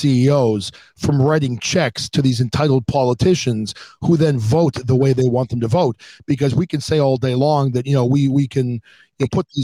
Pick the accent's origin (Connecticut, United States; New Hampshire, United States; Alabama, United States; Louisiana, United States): New Hampshire, United States; now in Massachusetts, United States; I'm in Massachusetts. I grew up in New Hampshire